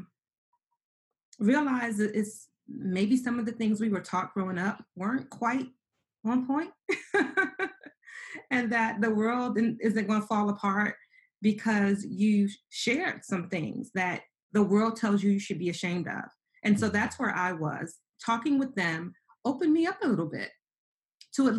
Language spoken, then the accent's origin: English; New York City, New York, United States; growing up in New York City, being very poor, homeless by the age of 15